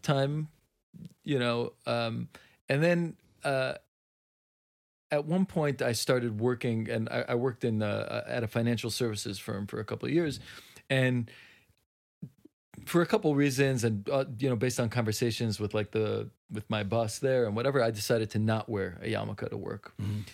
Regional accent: Jerusalem, Jerusalem District, Israel; I grew up in Mattersdorf in Jerusalem.

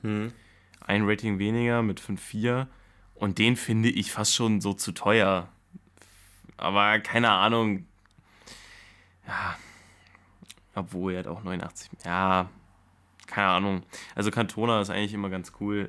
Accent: Germany; als Deutscher

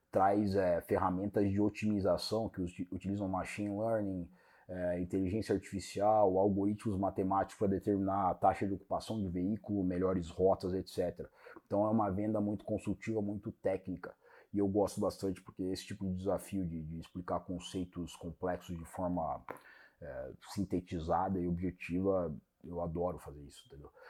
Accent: Brazil; born there; Você já morou no Brasil? Moro, no, nasci no Brasil.

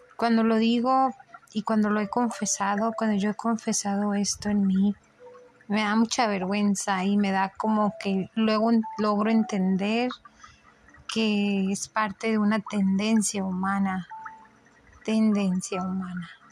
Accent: Mexico; soy mexicano

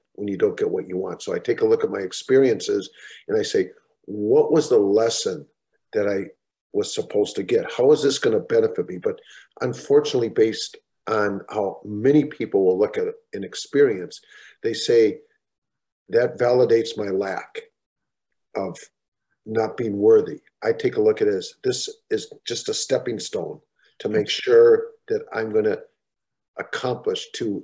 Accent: Minnesota, United States; growing up in Minnesota

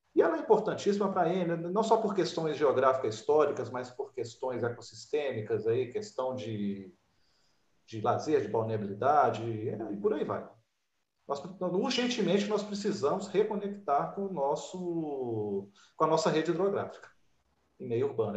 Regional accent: Belo Horizonte, Minas Gerais, Brazil; moved away; eu nasci e fui criado na, na Zona Sul lá no Santo Antônio

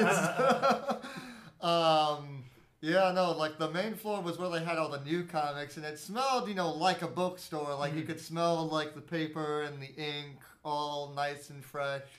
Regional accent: Chicago, Illinois, United States; growing up in Chicago

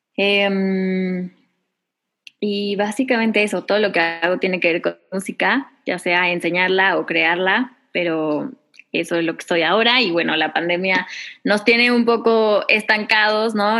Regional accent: Mexico; yo soy cantautora mexicana

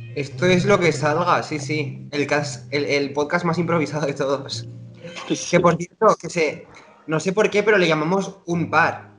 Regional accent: Zaragoza, Aragon, Spain; moved away as an adult; now in Hamburg, Germany; que estoy en Hamburgo, bueno, yo nací en Zaragoza, ahora estoy en Hamburgo trabajando

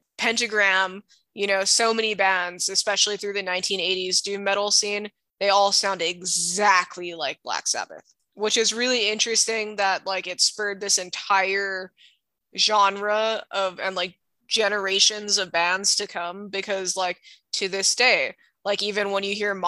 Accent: Hawaii, United States; I grew up in Hawaii

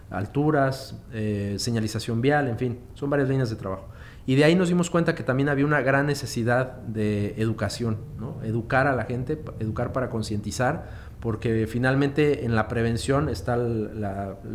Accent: Mexico City, Mexico; now in Veracruz, Mexico; soy de la Ciudad de México, emigré a Veracruz hace casi 10 años y pues fue buscando una oportunidad de trabajo

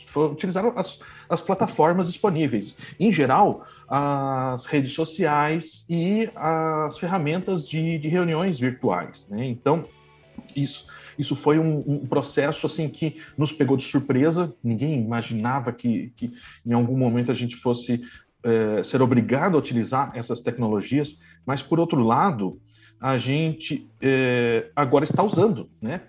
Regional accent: Blumenau, Santa Catarina, Brazil; moved away as an adult; also born or lived in Florianópolis / Campinas; now in São Paulo, Brazil; Eu sou de Blumenau, eu sou originário de Blumenau e vim, fui me afastando de casa conforme eu fui para o mestrado

